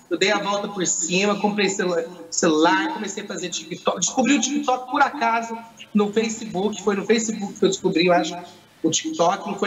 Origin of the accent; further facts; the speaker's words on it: Poços de Caldas, Minas Gerais, Brazil; sou de Pós Caldas, Minas Gerais.